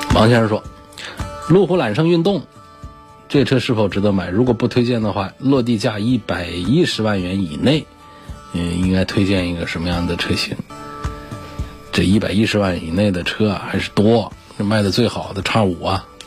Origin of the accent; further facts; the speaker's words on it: China; 我们中国人